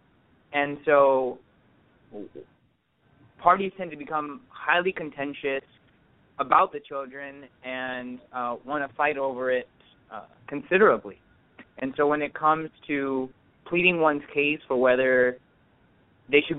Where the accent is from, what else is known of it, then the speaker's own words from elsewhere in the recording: Orange County, California, United States; I'm born and raised in Orange County from parents of Indian heritage